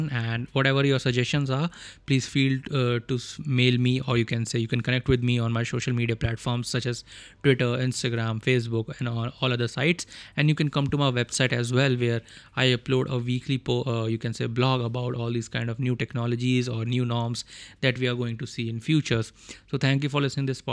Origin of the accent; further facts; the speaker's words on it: India; first language Hindi; English is a second language; because Hindi is my mother tongue and English. I'm trying to improve myself